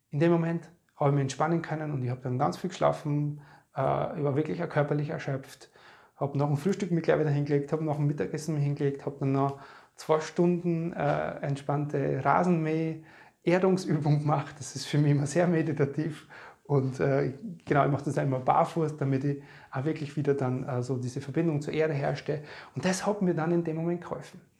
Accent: Podersdorf am See, Burgenland, Austria; wir waren in meiner alten Heimat in Bodersdorf am Neusiedler See

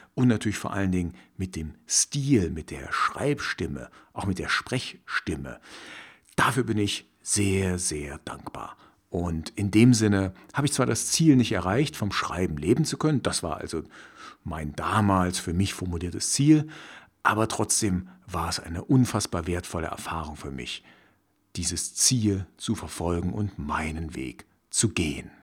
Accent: former East Germany, Germany; Ich stamme nämlich aus der ehemaligen DDR, also sprich aus dem Osten von Deutschland. Damals gab es zwei Staaten und ich bin in der DDR aufgewachsen

